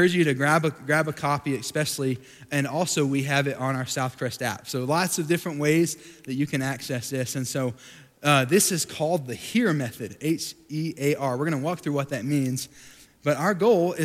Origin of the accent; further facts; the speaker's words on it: Sweetwater, Texas, United States; moved away as an adult; also born or lived in Dallas, Texas; I grew up in Sweetwater, Texas, has about 11,000 people